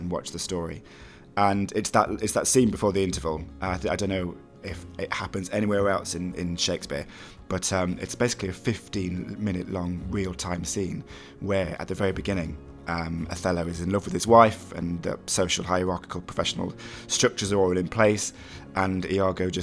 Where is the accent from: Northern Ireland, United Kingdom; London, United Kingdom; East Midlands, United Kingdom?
East Midlands, United Kingdom; Mansfield; I'm from Mansfield